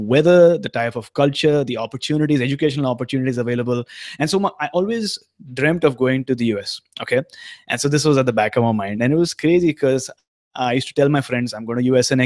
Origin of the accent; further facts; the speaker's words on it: Mumbai, Maharashtra, India; moved away as an adult; now in Vancouver, Canada; I'm from Mumbai, India. That's where I was born and raised